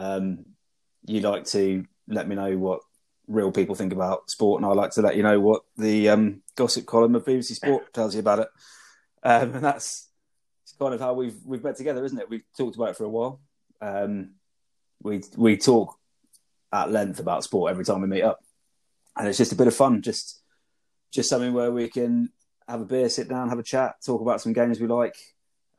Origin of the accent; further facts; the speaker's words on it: Brighton, South East England, United Kingdom; Brighton, my hometown